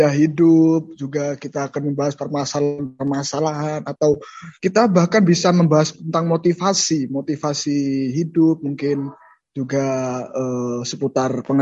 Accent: Jember, East Java, Indonesia; dan saya asli dari Kabupaten Jember

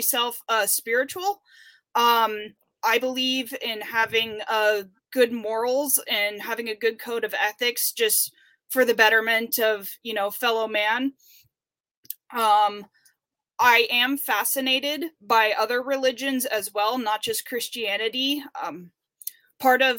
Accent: Murphys, California, United States; now in Denair, United States; I'm originally from Murphy's, California, which is a, even smaller town up in the Sierra Nevada mountains. I have one sibling. I have a younger sister, and I grew up with my mom and dad

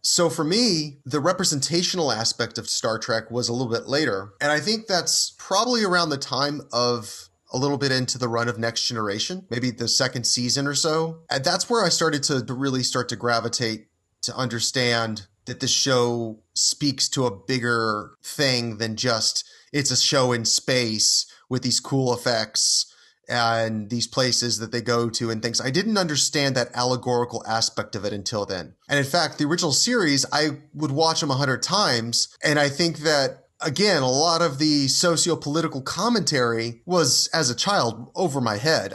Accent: Houston, Texas, United States; as a child growing up in Houston, Texas in the nineteen nineties

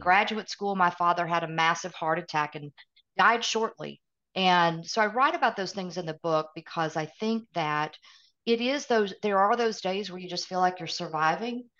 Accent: East Tennessee, United States; accent: Southern; also born or lived in Midwest; I live in Middle Tennessee. I completely have the Southern accent. I grew up in East Tennessee by way of the Midwest

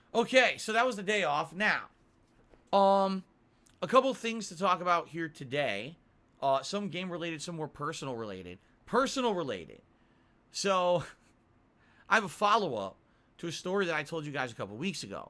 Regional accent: Connecticut, United States; moved away; I come from Connecticut.

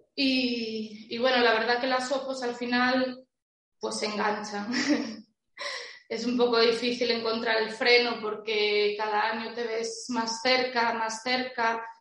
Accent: Santiago de Compostela, Galicia, Spain; yo soy de Galicia, creo que se notará. Bueno, lo dije antes, ¿no? Santiago

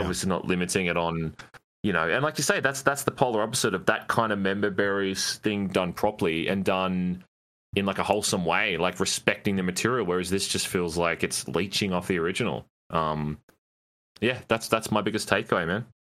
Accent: Australia; 'cause I live in it, obviously I'm Australian

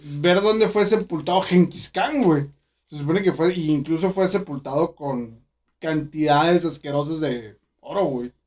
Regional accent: Mexico; yo como, mexicano

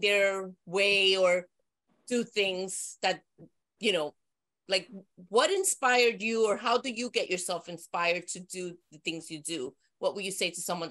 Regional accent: New York, United States; we're from the Bronx

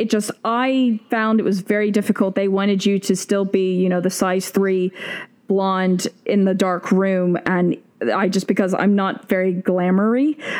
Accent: Great Plains, United States; also born or lived in Tacoma, Washington / Oklahoma / Kansas / Texas; I was born in Tacoma, Washington, because my dad was stationed at Fort Lewis. Then I moved, and as a kid, I lived in Oklahoma, Kansas, Texas, all over the place, kind of in the central states, the plain states.

